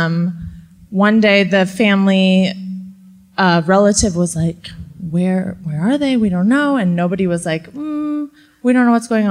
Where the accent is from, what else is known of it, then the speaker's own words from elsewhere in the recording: San Clemente, California, United States; I grew up in San Clemente, California